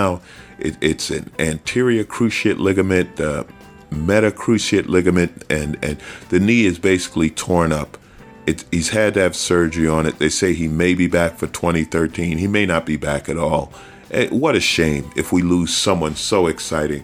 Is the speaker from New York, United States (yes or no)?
yes; New York, United States; I grew up in New York